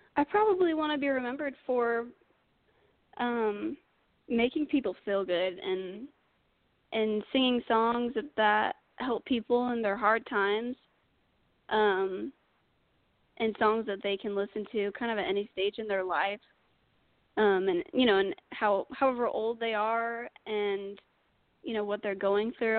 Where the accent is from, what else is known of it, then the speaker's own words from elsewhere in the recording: Utah, United States; moved away as an adult; now in Nashville, United States; I'm originally from Utah.